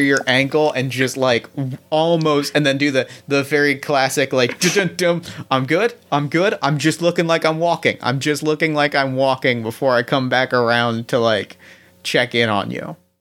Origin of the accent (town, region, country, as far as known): Ohio, United States